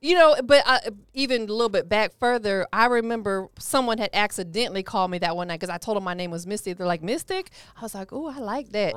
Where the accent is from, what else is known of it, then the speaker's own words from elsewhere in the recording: Tampa, Florida, United States; also born or lived in Cleveland, Ohio; I'm from Tampa